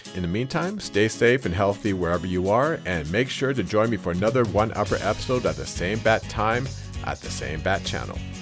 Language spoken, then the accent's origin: English; Canada; I am Canadian, and as such, I am used to the cold